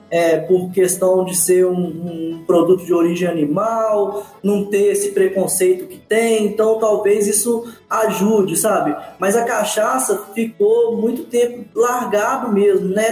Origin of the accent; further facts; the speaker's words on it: Manhuaçu, Minas Gerais, Brazil; eu tive sorte de nascer em Manhuaçu, em Minas Gerais, que e numa terra de café, então eu na, cresci na Avenida Barão do Rio Branco, em Manhuaçu